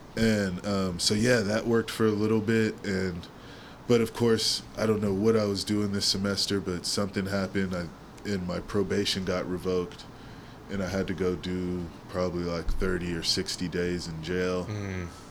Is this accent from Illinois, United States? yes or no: no; San Francisco, California, United States; I grew up in the Sunset, my school West Portal